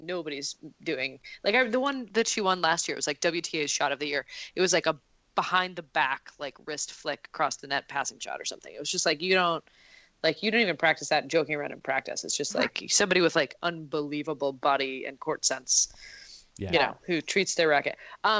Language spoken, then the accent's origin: English; Montreal, Quebec, Canada; also, I'm from Montreal